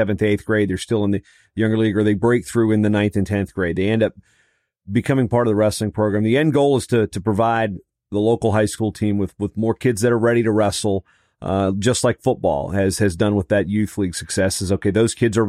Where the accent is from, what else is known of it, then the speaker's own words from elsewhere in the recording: Virginia, United States; moved away; some places where I grew up in Virginia